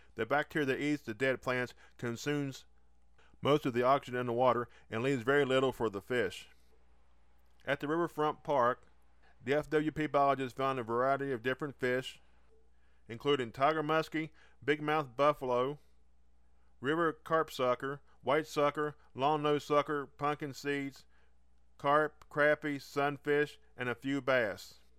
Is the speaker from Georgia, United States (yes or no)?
no; West Virginia, United States; we started going into the mountains in my home state. There's a particular state park called Watoga